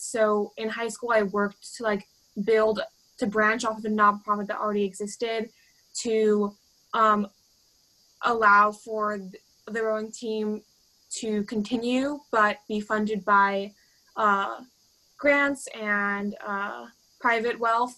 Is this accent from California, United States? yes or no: yes; Stockton, California, United States; I'm from Stockton